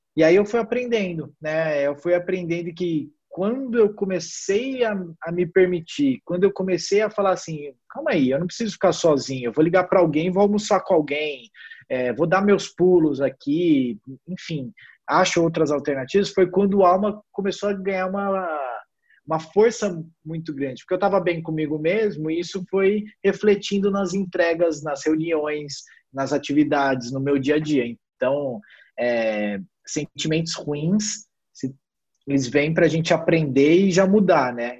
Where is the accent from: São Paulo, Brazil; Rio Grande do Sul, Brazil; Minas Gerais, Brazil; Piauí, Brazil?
São Paulo, Brazil; Ribeirão Preto; now in São Paulo, Brazil; eu sou de Ribeirão Preto, é, então morava sozinho em São Paulo